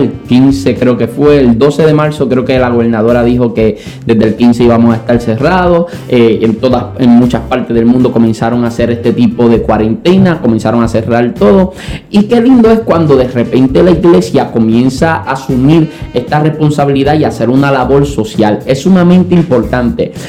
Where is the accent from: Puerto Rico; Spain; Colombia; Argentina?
Puerto Rico; Santa Isabel; also born or lived in Añasco; ya mi mamá y nosotros no nos queríamos volver a mudar porque en Santa Isabel habíamos echado raíces, ya estábamos un poquito más grandecitos